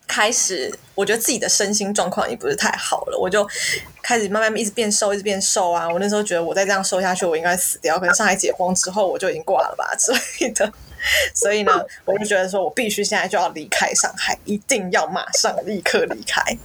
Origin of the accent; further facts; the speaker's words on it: Taiwan; also born or lived in Shanghai, China; now in Malaysia; 我们身为台湾人